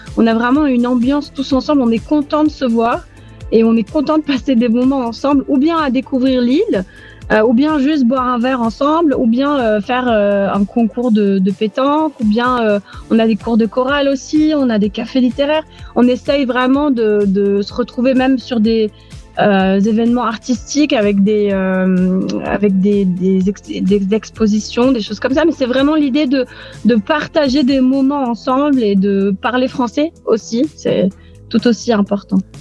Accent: Aix-en-Provence, Provence-Alpes-Côte d'Azur, France; moved away as an adult; also born or lived in Beirut, Lebanon; now in Nicosia, Cyprus; Je suis d'Aix-en-Provence, du sud de la France, au pays des cigales

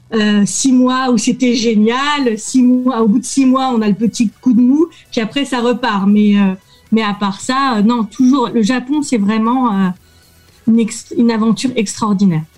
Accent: France; je suis avocate française

